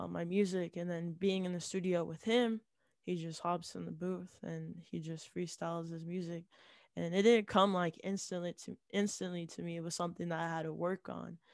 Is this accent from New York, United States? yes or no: no; Utah, United States; I'm from Utah, um, and Latter-day Saints is kind of like the main religion here